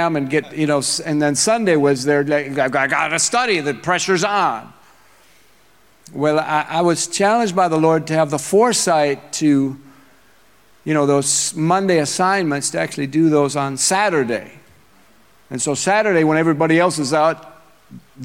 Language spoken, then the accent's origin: English; Minnesota, United States; moved away; I am from Minnesota.